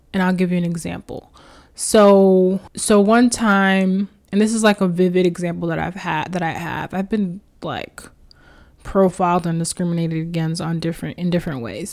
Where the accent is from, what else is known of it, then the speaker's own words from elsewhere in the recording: New York City, New York, United States; I grew up in Queens, New York.